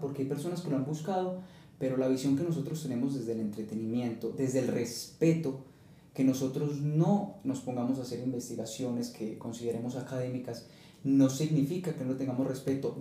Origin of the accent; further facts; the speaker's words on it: Colombia; eres colombiano y solo puedes pensar como colombiano